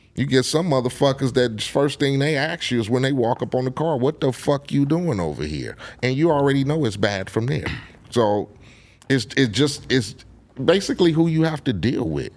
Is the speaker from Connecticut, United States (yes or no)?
no; Compton, California, United States; I grew up in Compton